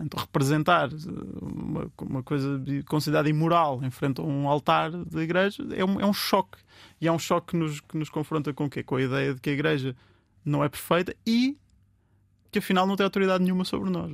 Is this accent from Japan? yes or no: no; Vieira de Leiria, Centro, Portugal; moved away; eu sou de Leiria e, e gosto muito, sou da Vieira de Leiria, gosto muito, volto lá montes de vezes